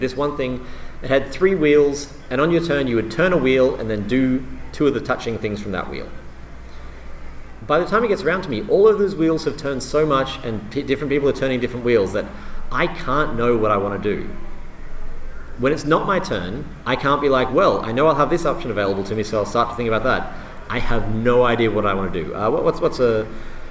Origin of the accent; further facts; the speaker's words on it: Australia; I'm Australian.